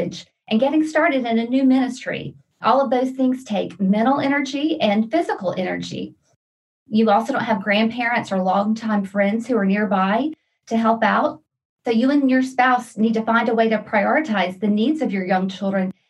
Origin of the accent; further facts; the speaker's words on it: Louisiana, United States; moved away as an adult; also born or lived in Brazil / Romania / Czech Republic; now in Virginia, United States; I'm originally from Louisiana